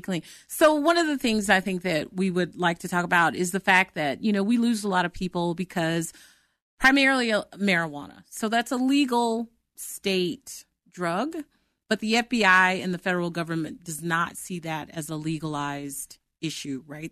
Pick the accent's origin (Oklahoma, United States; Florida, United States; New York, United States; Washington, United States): Oklahoma, United States; moved away as an adult; now in Denver, United States; I'm from Oklahoma, but I live in, I live in Denver.